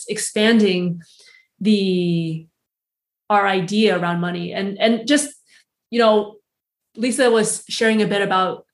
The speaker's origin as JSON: {"language": "English", "country": "United States", "tie": "born or raised there", "also_born_or_lived": "Switzerland / San Francisco", "moved": "as an adult", "said": "I'm American born, but it's still very much my culture"}